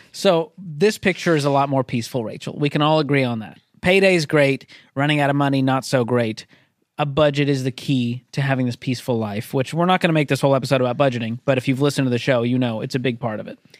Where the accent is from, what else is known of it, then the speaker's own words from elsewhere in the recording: Boston, Massachusetts, United States; I'm from Boston